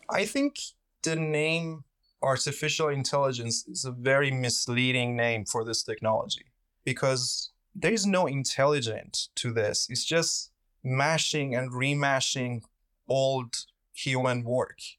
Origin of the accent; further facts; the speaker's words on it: Iran; moved away; I'm originally from Iran